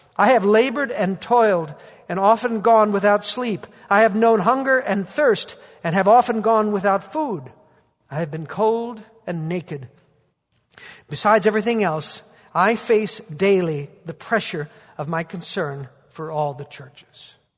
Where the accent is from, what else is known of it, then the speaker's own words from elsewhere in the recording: Bakersfield, California, United States; moved away; Bakersfield, my hometown, my, my roots